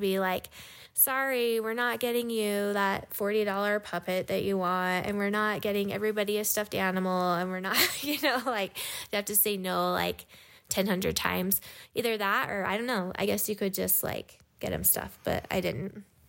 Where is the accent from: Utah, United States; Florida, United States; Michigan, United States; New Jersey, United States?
Utah, United States; also born or lived in Hawaii; I grew up in Utah